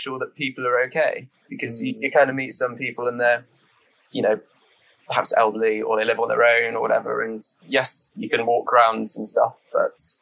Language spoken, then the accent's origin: English; St Davids, Wales, United Kingdom; I grew up in St. David's